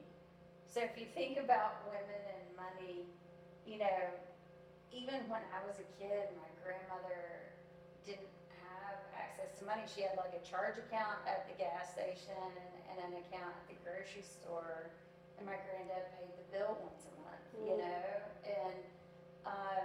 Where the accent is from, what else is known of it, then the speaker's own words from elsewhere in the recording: the South, United States; I am from the South